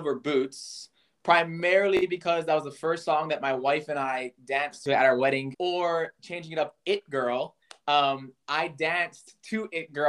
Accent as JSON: {"language": "English", "town": "Honolulu", "region": "Hawaii", "country": "United States", "tie": "born or raised there", "also_born_or_lived": "Los Angeles, California", "moved": "yes", "lives_now": "Tokyo, Japan", "said": "I was born in Honolulu, Hawaii"}